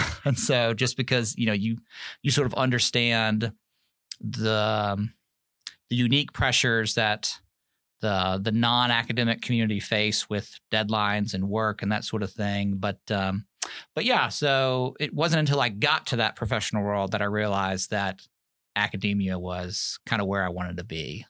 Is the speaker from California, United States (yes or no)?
no; Germantown, Tennessee, United States; moved away as an adult; also born or lived in New York City, United States; now in Alabama, United States; I grew up outside of Memphis, Tennessee, a little suburb called Germantown